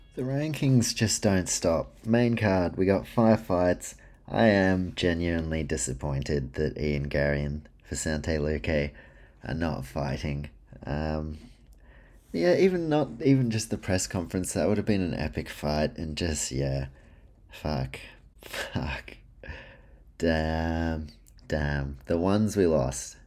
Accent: New Zealand; also born or lived in Australia; I'm a Kiwi slash Australian with some Polish heritage in there

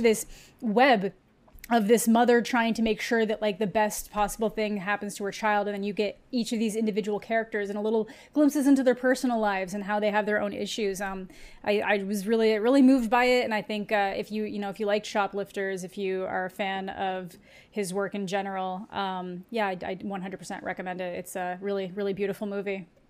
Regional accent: Canada; as a Canadian

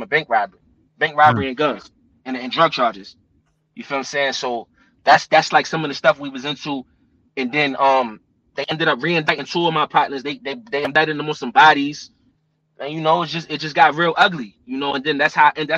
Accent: New Jersey, United States; I'm from Jersey

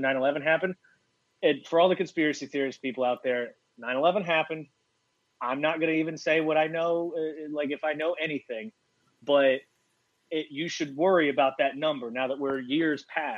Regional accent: Mobile, Alabama, United States; now in South Carolina, United States; I'm originally from Mobile, Alabama, which is where Jeff is from

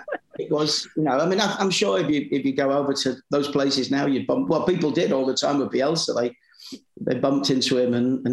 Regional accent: Leeds, Yorkshire and the Humber, United Kingdom; also born or lived in London; I was born in London. We moved back to just outside Leeds. And we lived in this quite posh place for a couple of years before I moved into Headingley.

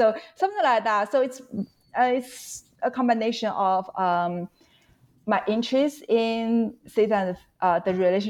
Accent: China; moved away; I grew up in China.

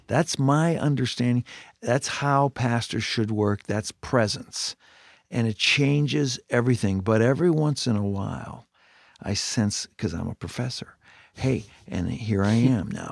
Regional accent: Canada; moved away; I grew up in Canada

